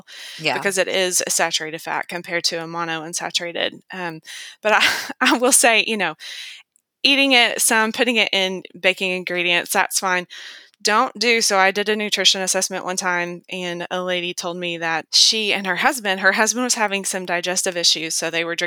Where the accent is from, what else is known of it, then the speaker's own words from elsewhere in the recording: the South, United States; I'm from the South